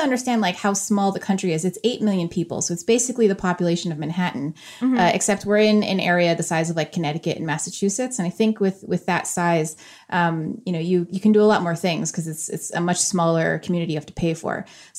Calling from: Switzerland; also born or lived in New York City, United States / London, United Kingdom; And I'm calling from Switzerland.

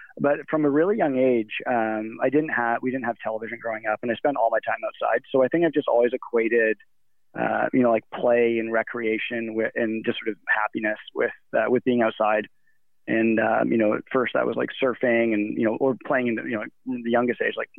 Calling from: Squamish, British Columbia, Canada; also born or lived in Canmore, Alberta; At the moment, I'm calling from Squamish, British Columbia, and I've been living here since December of this year, or I guess of last year. And but prior to that, I was in Canmore, Alberta, so in the heart of the Canadian Rockies.

